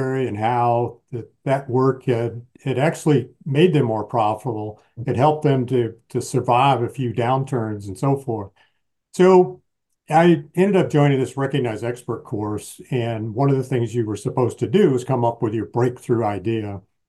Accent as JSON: {"language": "English", "region": "Michigan", "country": "United States", "tie": "born or raised there", "said": "I grew up in the Midwest in Michigan"}